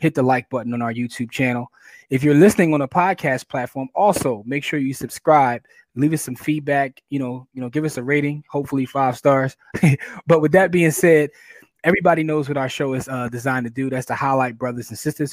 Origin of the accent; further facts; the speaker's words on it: Philadelphia, Pennsylvania, United States; We from Philly.